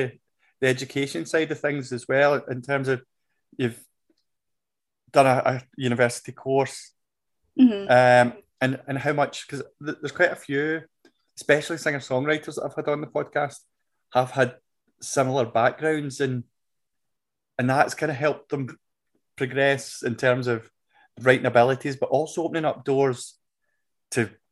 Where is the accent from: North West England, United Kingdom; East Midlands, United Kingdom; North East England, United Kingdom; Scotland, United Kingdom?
Scotland, United Kingdom; ingrained in us as Scottish people as well, where we can be a wee bit kind of down on ourselves